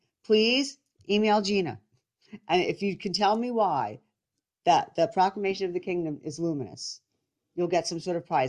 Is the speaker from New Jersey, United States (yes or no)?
yes; New Jersey, United States; I'm a Catholic wife, mom, and I'm from New Jersey.